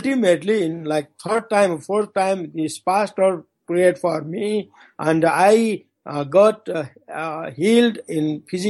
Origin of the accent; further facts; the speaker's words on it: Nepal; English is a second language; now in Kathmandu, Nepal; from my hometown to come to Kathmandu, those days it took 5 days walk